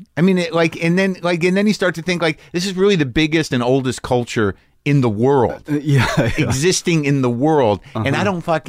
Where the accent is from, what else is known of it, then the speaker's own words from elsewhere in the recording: United States; as an American, I feel like I'm relatively open-minded